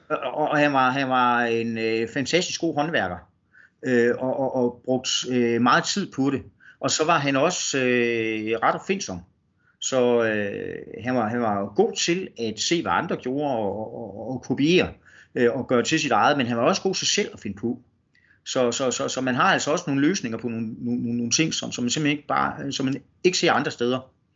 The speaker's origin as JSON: {"language": "Danish", "area": "North Jutland", "region": "North Denmark Region", "country": "Denmark", "tie": "born or raised there", "moved": "yes", "said": "en oprindelig nordjyde"}